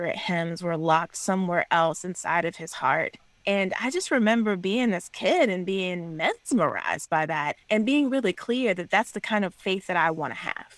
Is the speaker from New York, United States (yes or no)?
no; South Carolina, United States; now in Georgia, United States; Calpin, South Carolina. It's a small, rural, one-stoplight, literally one-stoplight town in kind of the Appalachian foothills of South Carolina, where I grew up